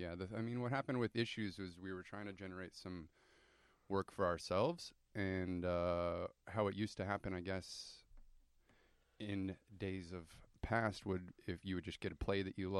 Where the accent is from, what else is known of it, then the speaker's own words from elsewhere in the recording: Hebron, Nebraska, United States; I grew up in Nebraska on a farm